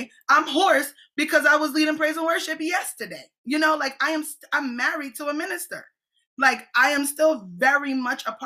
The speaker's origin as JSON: {"language": "English", "country": "Jamaica", "said": "I'm a Jamaican apostolic"}